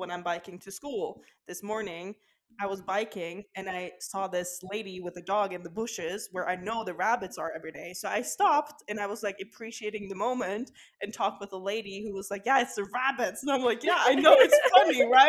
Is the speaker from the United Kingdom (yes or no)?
no; Kristiansand, Agder, Norway; my hometown of Kristiansand